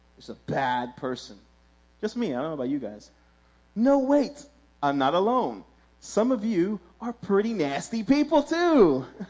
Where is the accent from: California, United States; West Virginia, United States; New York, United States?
New York, United States; New York City; I grew up in Williamsburg.